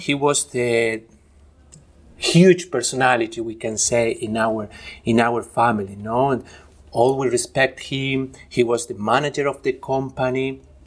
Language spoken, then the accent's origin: English; Argentina; moved away; also born or lived in Spain / Chile / Germany; I am originally from Argentina